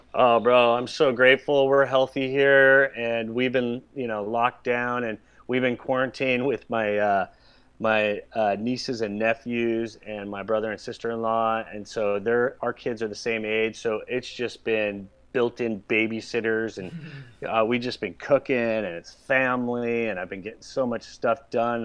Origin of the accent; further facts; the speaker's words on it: Southern California, United States; I grew up surfing. You know, I grew up in Southern California